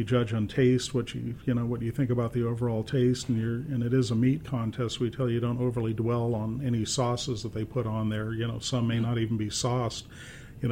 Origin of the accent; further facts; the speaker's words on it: Phoenix, Arizona, United States; I was born and raised here in Phoenix.